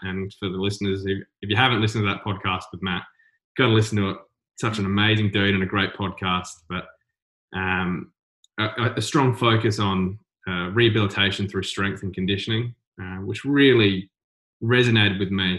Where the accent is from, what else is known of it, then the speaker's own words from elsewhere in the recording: South Coast, South Australia, Australia; growing up on the South Coast, it's kind of small. I think there was only 10,000 people when I was living there.